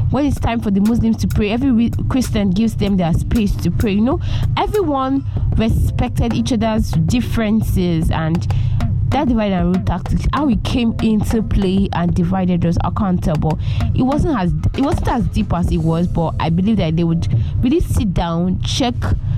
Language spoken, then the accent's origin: English; Nigeria; proud as a Nigerian youth